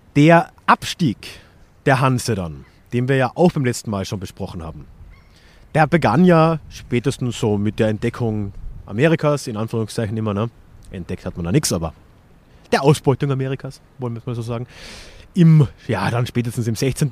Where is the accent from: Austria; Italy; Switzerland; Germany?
Austria; als Österreicher